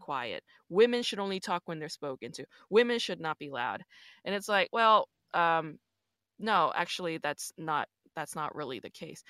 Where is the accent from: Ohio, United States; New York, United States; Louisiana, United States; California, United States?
New York, United States; also born or lived in Busan, South Korea; I'm from New York, but, um, I was born in Busan